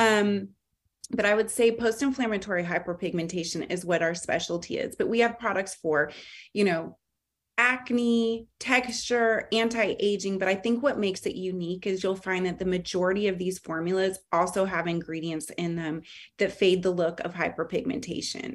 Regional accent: California, United States; now in Charlotte, United States; growing up in California

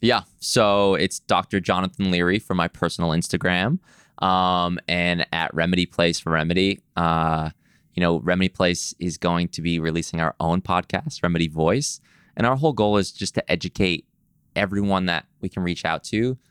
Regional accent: East Coast, United States; now in Los Angeles, United States; I'm from the East Coast. When I moved to L

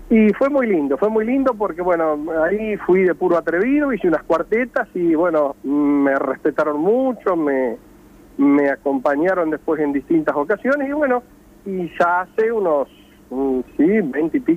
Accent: Maipú, Buenos Aires Province, Argentina; tuve la suerte de eh, ganar en nombre de, Santa Teresita, aunque soy de Maipú, el Cosquín en el año 97 como cantor.

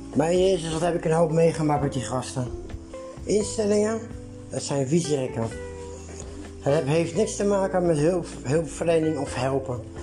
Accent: Netherlands; als Nederlander

